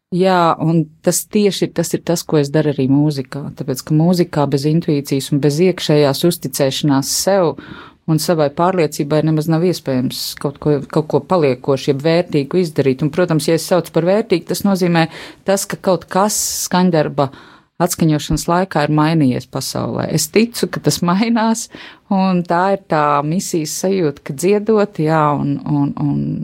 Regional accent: Latvia; ne tikai nekaunēties, ka mēs nākam no Latvijas, bet lepoties ar to, ka mēs nākam no Latvijas

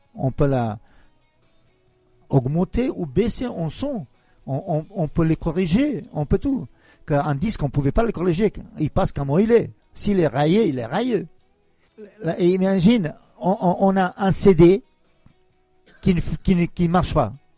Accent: Kosovo; also born or lived in Yugoslavia; now in France; chez moi à Kosovo

